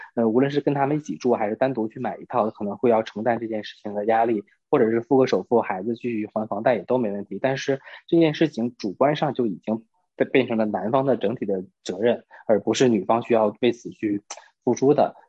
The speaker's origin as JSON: {"language": "Chinese", "region": "Northeast China", "country": "China", "tie": "born or raised there", "said": "东北是这样的，就至少在我的家乡是有一个收礼的桌，"}